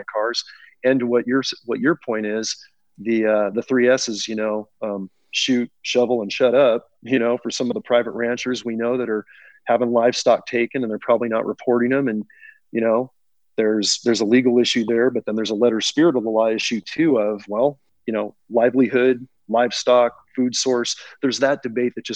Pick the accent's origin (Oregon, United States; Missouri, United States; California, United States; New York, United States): California, United States; Silicon Valley; I was born and raised in the Silicon Valley